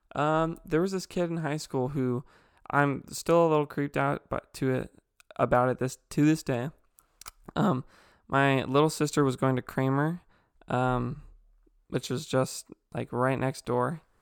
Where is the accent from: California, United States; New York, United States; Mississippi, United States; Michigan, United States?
California, United States; Ontario; also born or lived in Chino Hills, California; I moved from Chino Hills to Ontario, uh, where we met Chance.